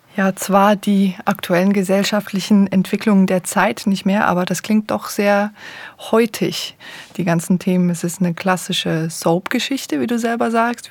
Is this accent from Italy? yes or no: no; Switzerland; first language Swiss German; berührt mich das als Schweizerin auch so besonders, weil es meine Muttersprache ist